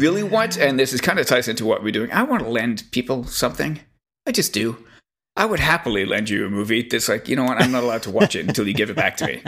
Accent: Quebec, Canada; growing up in Quebec

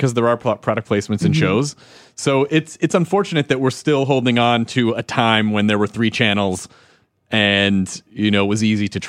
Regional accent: Louisville, Kentucky, United States; I was born in Louisville.

